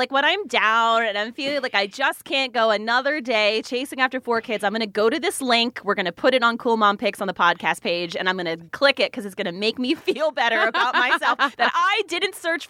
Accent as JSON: {"language": "English", "region": "New Jersey", "country": "United States", "also_born_or_lived": "Atlanta, Georgia", "moved": "as an adult", "said": "I'm from New Jersey."}